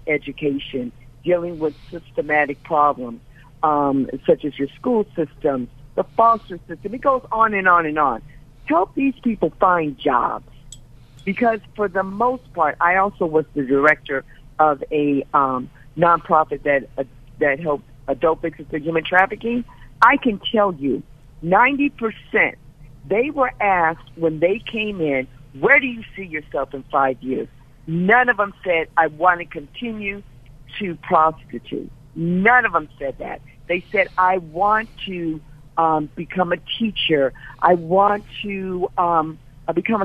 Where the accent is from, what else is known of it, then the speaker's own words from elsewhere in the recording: Los Angeles, California, United States; I'm African American. I'm from South Central LA.